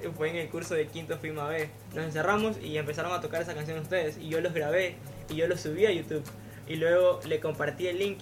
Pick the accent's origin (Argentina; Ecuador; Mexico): Ecuador; Guayaquil, Guayas; esa vibra que tenemos, esa alegría que transmitimos